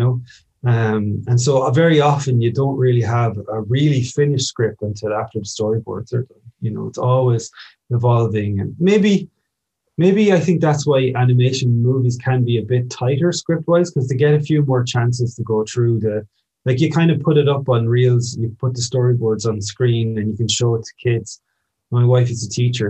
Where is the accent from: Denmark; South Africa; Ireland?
Ireland; Kilkenny, Leinster; I was back in my hometown with, you know, friends and family close by.